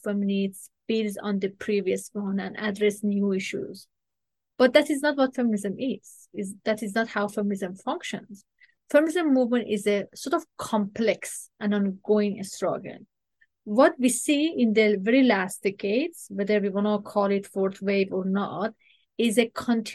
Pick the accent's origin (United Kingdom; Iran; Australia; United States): Iran; now in Canada; I am originally from Iran. And as an Iranian Canadian woman